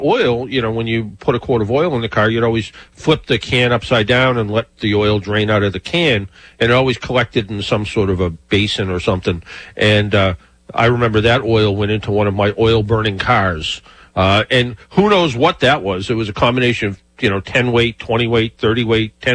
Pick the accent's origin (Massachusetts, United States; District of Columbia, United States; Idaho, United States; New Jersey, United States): Massachusetts, United States; Brockton; I grew up in Brockton, there was a Nissen's Bakery